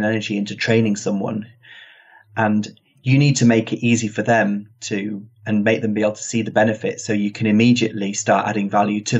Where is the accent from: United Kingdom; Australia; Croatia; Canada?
United Kingdom; England; accent: British; I've got the British accent